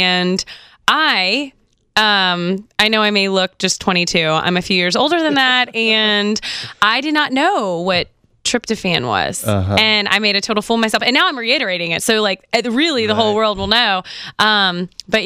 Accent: Texas, United States; now in Knoxville, United States; I grew up in Texas

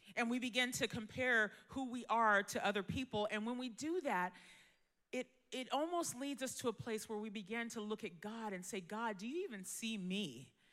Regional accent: Bay Area, California, United States; I was born here in California, Bay Area, born and raised

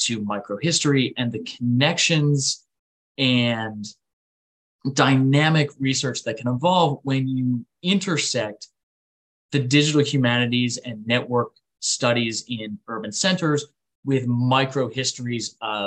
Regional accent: Rochester, New York, United States; my hometown of Rochester, New York

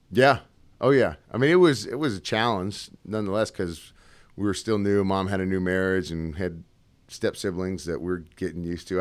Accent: Seattle, Washington, United States; also born or lived in Gig Harbor, Washington; I'm originally from Washington State, Seattle area, moved all around there

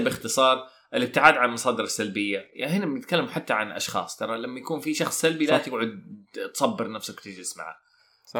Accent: Saudi Arabia; عندنا في السعوديه

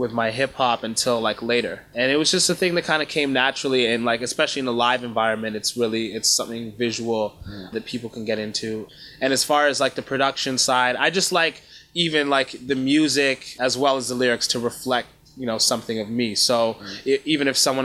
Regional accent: Canada; also born or lived in Kenya / Rwanda; my family's from Rwanda originally. I was born in Kenya. And my sister was born in Uganda. We moved to Canada when my sister and I were young.

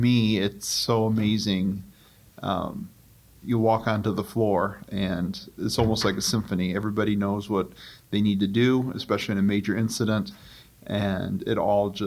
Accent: Milan, Michigan, United States; in Milan, my hometown.

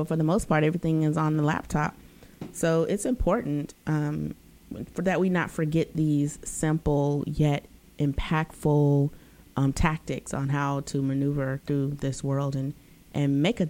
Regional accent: United States; Being an American

